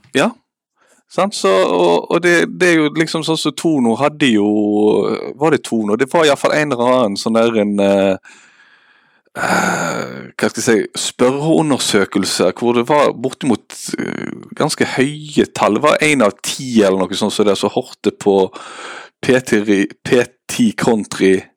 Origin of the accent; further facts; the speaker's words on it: Haugesund, Rogaland, Norway; also born or lived in Bergen; now in Eastern Norway, Norway; jeg er fra Haugesund